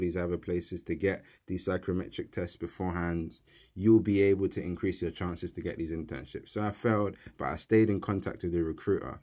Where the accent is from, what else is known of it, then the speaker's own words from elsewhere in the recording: London, United Kingdom; I grew up in South East London in Peckham. I was born and raised, um, in the kind of area.